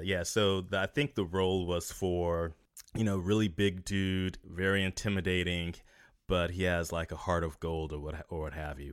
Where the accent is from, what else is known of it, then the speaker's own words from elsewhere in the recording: North Carolina, United States; moved away as an adult; also born or lived in Los Angeles; now in San Francisco, United States; still in my hometown